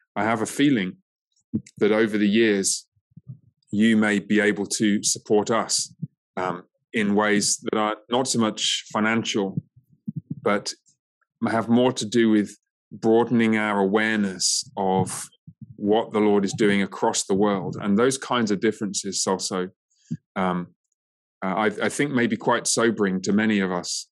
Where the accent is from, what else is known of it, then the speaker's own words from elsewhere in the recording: England, United Kingdom; now in United States; my home country of um, England